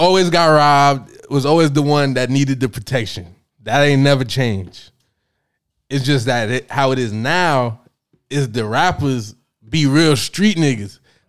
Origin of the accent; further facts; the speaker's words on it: New York City, New York, United States; I'm from New York.